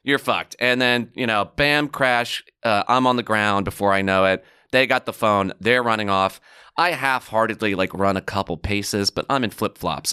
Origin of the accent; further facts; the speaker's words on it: New York City, New York, United States; as a New Yorker.